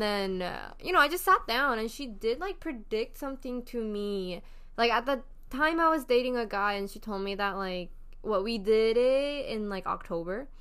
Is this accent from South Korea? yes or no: yes; South Korea; moved away; growing up in Korea